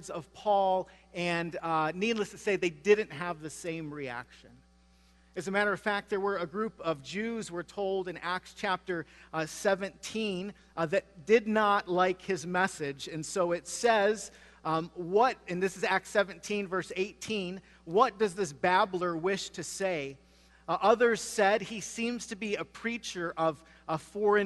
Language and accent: English; Michigan, United States; moved away; I grew up in Michigan